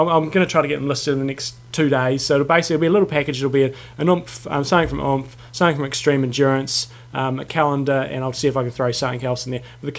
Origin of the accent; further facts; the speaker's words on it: New Zealand; we're from New Zealand.